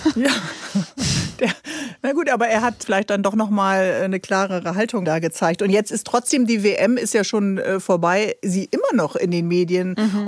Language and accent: German; Bremen, Germany; ich bin ja Bremerin